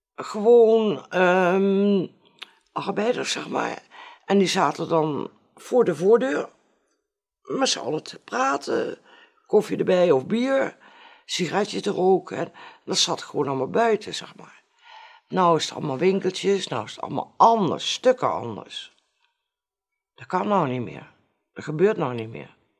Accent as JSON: {"language": "Dutch", "town": "Arnhem", "region": "Gelderland", "country": "Netherlands", "tie": "born or raised there", "accent": "plat Arnhems", "said": "ik ben geboren op de Geitenkamp. Op, het, de Geitenkamp zelf. En ik heb daar ook altijd gewoond tot uh, eh, 2,5 jaar terug."}